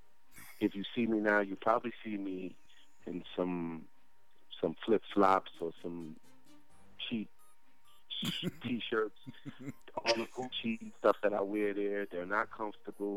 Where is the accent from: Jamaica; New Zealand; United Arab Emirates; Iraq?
Jamaica; moved away; I went to school in Jamaica. I grew up in Jamaica.